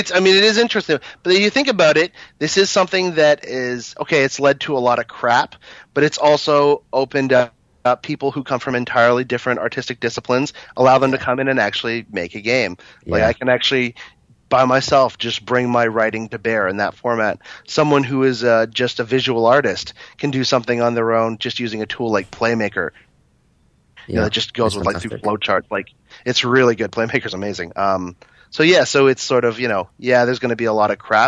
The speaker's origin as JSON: {"language": "English", "town": "Toronto", "region": "Ontario", "country": "Canada", "tie": "born or raised there", "said": "I was born and raised here"}